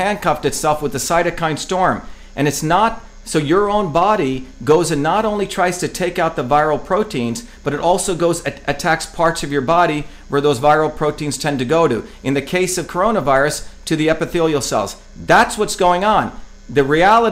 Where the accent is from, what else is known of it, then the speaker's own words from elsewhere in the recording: India; now in United States; growing up in India